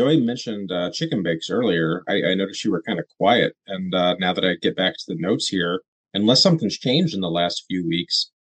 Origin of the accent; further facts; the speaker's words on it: Rochester, New York, United States; I tell people I'm from Rochester and I don't specify New York